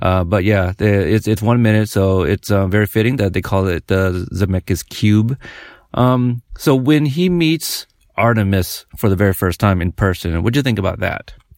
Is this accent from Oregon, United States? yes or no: yes; Portland, Oregon, United States; we're from Oregon, Portland